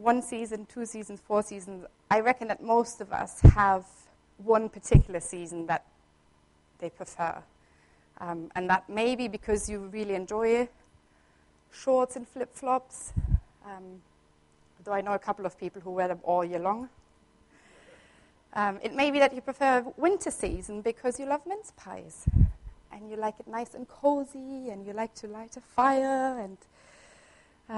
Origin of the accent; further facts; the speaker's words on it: Southern Germany, Germany; moved away as an adult; I grew up in Germany. I was born there, and I spent 20 years of my life there. And in Germany, where I'm from the south at least